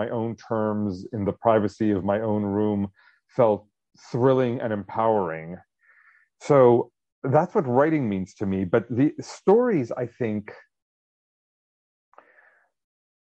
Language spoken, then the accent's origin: English; suburbs of New Jersey, United States; also born or lived in Israel; I was born in Israel, but we moved to the suburbs of New Jersey, which is where I grew up